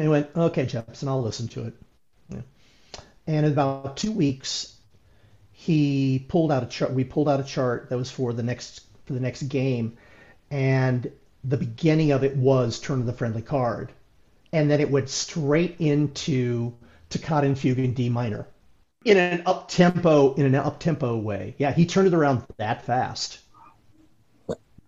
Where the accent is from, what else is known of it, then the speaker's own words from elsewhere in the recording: Aurora, Illinois, United States; We grew up in Aurora, Illinois, but we did a lot of things in the Naperville area